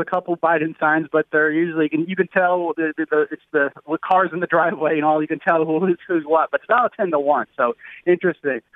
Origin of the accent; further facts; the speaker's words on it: New Jersey, United States; moved away; I'm originally from New Jersey